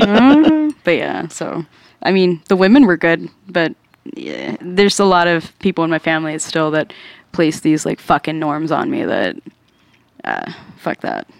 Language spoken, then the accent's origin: English; Dallas, Texas, United States; cause like in Dallas, I didn't have time